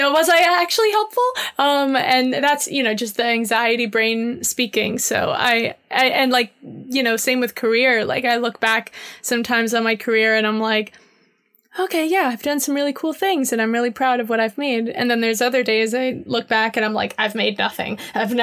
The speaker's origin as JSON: {"language": "English", "town": "Miami", "region": "Florida", "country": "United States", "tie": "born or raised there", "also_born_or_lived": "New York / London", "moved": "as an adult", "lives_now": "Seattle, United States", "said": "I grew up in Miami. I'm from there. And I moved to New York when I was 18."}